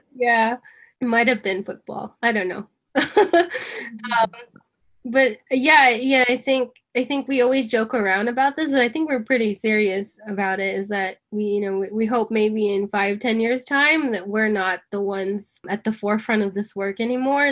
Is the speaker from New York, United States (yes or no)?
yes; New York, United States; I'm born and raised in New York